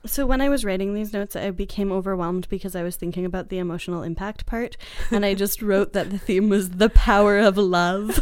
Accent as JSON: {"language": "English", "town": "Boston", "region": "Massachusetts", "country": "United States", "said": "I'm from Boston"}